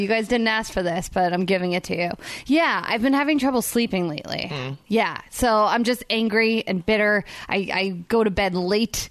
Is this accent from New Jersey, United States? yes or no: yes; New Jersey, United States; moved away; I grew up in New Jersey and I used to have to drive in the snow